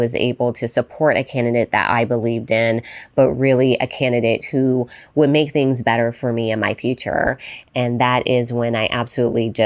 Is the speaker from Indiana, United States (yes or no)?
no; Las Vegas, Nevada, United States; growing up in Las Vegas, Nevada